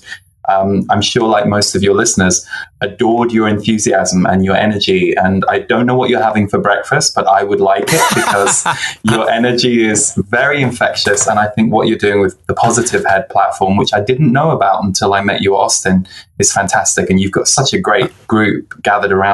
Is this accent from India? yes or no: no; just below London, South East England, United Kingdom; also born or lived in Birmingham, England / Manchester, England; So I was born in Birmingham in England, and then we moved to the south just underneath London when I was 6 years old